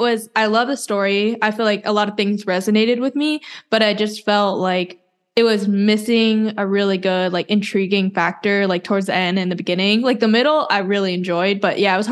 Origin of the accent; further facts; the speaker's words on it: the South, United States; also born or lived in Incheon, South Korea; me and Joe grew up in a southern town